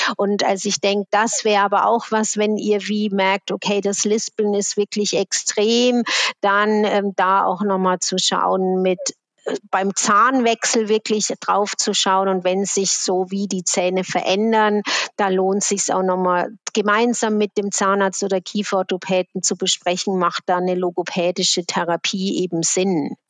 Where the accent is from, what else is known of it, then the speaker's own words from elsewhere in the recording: Switzerland; bei uns in der Schweiz